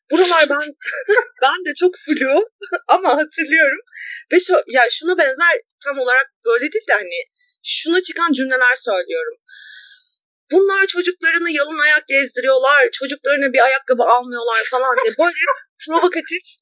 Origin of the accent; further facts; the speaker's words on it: a small Anatolian city, Turkey; bir de küçük bir Anadolu şehrinde büyüdüm ben.